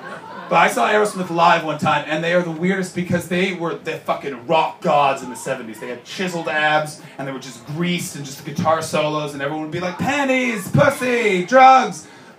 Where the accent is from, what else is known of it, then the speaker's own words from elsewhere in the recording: Canada; I'm a Canadian, Justin Bieber is a Canadian, and Canadians, we don't let our celebrities forget that they were celebrities.